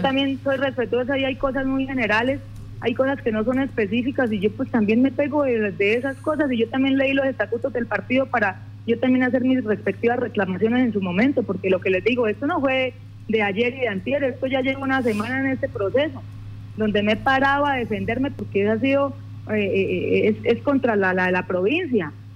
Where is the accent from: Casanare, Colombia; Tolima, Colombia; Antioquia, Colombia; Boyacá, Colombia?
Casanare, Colombia; Llanos; me paré como una llanera